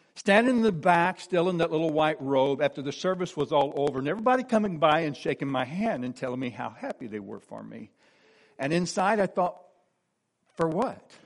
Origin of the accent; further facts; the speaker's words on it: De Soto, Missouri, United States; I was born and raised in DeSoto, Missouri